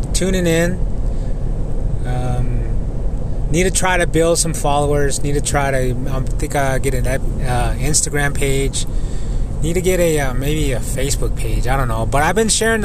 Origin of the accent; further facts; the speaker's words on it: United States; moved away; Just being home again, being back on the res. And it made me know that I was home. It made me know that I am Native American. It made me know that I am Navajo, that I am Diné